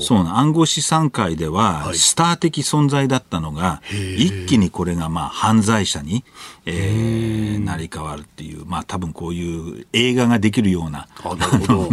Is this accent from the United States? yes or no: yes; United States; アメリカ人